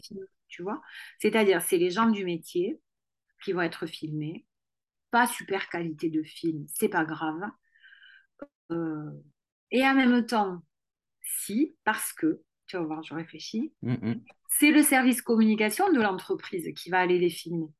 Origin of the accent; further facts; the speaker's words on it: Toulouse, Occitania, France; accent: toulousain; j'ai l'accent toulousain